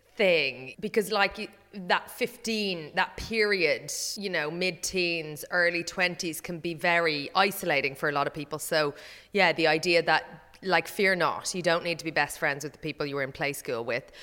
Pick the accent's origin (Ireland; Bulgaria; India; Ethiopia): Ireland; as an Irish person